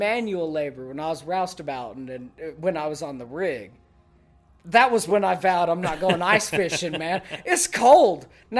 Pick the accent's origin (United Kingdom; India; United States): United States; the South; I grew up in the South, moved to here. I know what a catfish can do.